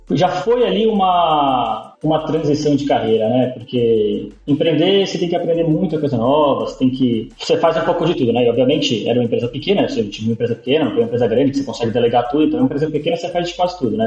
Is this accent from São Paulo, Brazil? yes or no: yes; São Paulo, Brazil; now in Portugal; Eu sou de São Paulo, da capital, da zona leste, do Belenzinho, depois eu mudei pra Moca